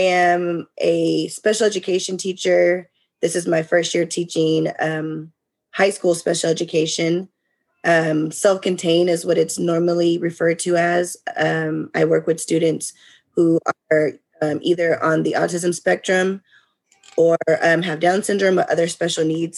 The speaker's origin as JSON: {"language": "English", "region": "California", "country": "United States", "moved": "as an adult", "lives_now": "Texas, United States", "said": "I am originally from California, but I relocated about 10 years ago to Texas."}